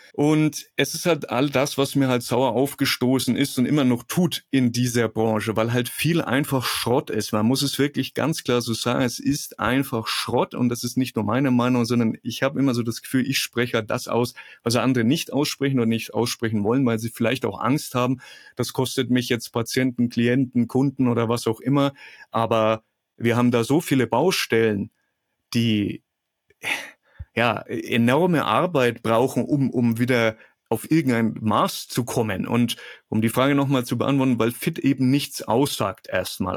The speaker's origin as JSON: {"language": "German", "town": "Kulmbach", "region": "Bavaria", "country": "Germany", "said": "Bei uns in Kulmach gibt es ein Institut für ähm, asiatische Medizin."}